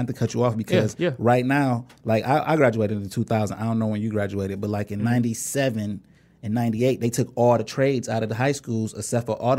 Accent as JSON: {"language": "English", "town": "Inkster", "region": "Michigan", "country": "United States", "tie": "born or raised there", "said": "because like we grew up in Inkster, but we went to Taylor schools."}